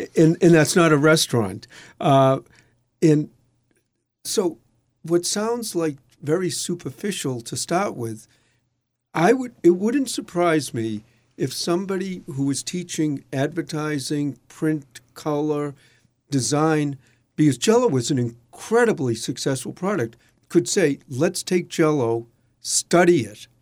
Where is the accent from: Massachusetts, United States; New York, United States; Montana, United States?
Massachusetts, United States; Boston; when I grew up in Dorchester, which is a s, section of Boston